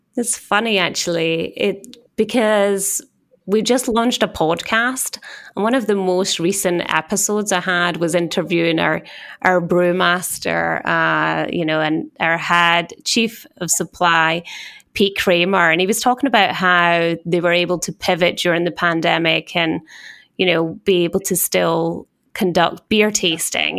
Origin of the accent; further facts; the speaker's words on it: Scotland, United Kingdom; accent: Scottish; moved away as an adult; also born or lived in Switzerland; now in New York, United States; as you can tell by my accent, being Scottish